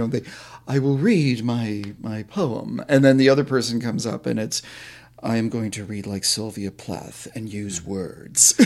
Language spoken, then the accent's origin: English; Vermont, United States; where I grew up in Vermont